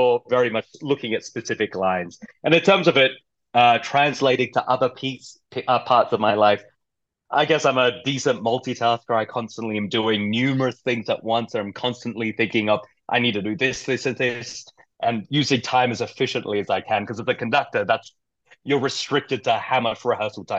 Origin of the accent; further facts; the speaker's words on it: Perth, Western Australia, Australia; moved away as an adult; now in Colorado, United States; I'm from Australia, Perth, Western Australia, which is far away from everything.